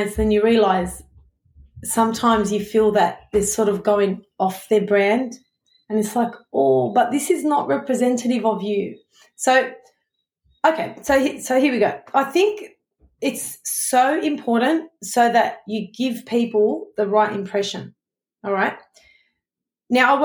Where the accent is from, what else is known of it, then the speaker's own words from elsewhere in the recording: Sydney, New South Wales, Australia; I'm from Sydney, Australia